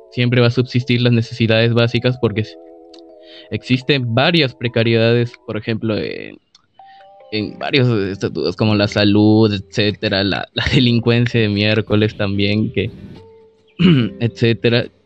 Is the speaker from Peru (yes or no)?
yes; Peru; soy de Perú, en el cual cada presidente se pueden dar unos golpes de estado a cada rato y normal, la verdad.